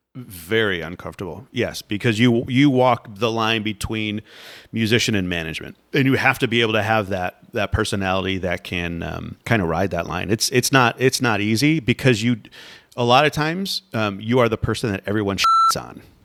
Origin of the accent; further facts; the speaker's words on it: Florida, United States; I grew up in Florida